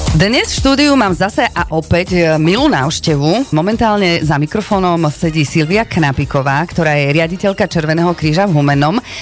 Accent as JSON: {"language": "Slovak", "town": "Snina", "region": "Prešov Region", "country": "Slovakia", "said": "ja som sninčanka, aj u nás snine"}